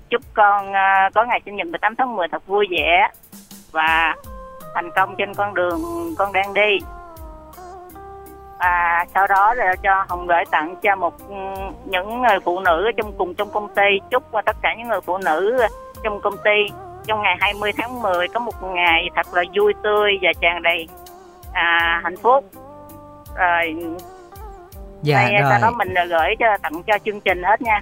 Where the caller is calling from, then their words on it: Ho Chi Minh City, Vietnam; mình đến từ thành phố Hồ Chí Minh.